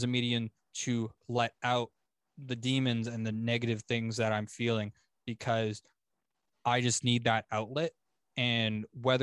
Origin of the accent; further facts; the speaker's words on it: Oshawa, Ontario, Canada; moved away as an adult; now in London, Canada; I was from Oshawa, okay. But I just moved to London.